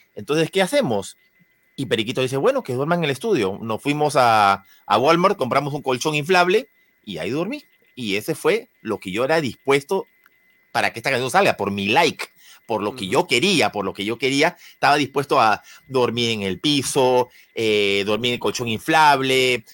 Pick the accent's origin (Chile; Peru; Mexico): Peru; yo soy peruano